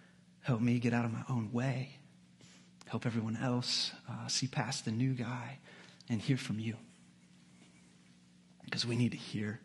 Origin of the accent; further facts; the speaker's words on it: United States; it's just because I'm so American, because that's not normal in the history of mankind.